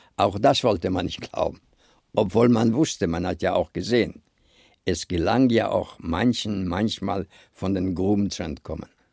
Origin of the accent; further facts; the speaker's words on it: Lithuania; moved away; als Kind in Litauen war ein wunderschönes Leben.